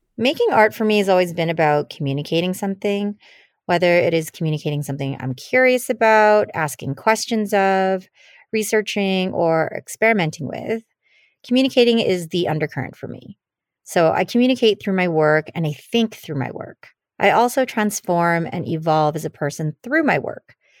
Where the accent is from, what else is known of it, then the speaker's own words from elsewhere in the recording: Canada; first language Tagalog; English is a second language; also born or lived in Philippines; My family immigrated to Canada in the late eighties, and I was just a child. Um, I spoke Tagalog and did not understand English